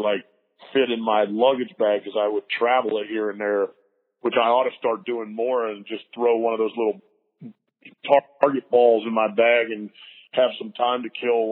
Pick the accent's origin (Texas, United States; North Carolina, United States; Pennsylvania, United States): North Carolina, United States; Lake Norman; I grew up on Lake Norman.